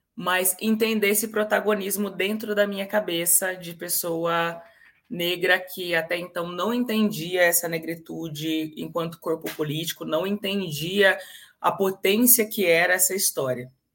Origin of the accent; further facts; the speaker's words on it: Campinas, São Paulo, Brazil; Eu sou natural da cidade de Carlos Gomes, de Campinas, interior de São Paulo.